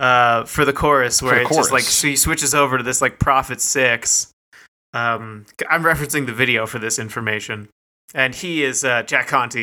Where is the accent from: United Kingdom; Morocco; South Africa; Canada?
Canada; I'm Canadian.